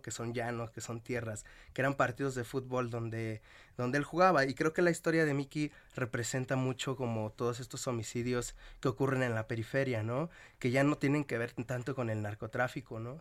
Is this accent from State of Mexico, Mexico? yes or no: yes; Nezahualcóyotl, State of Mexico, Mexico; De, de Nesa, del barrio donde se filmó, de donde soy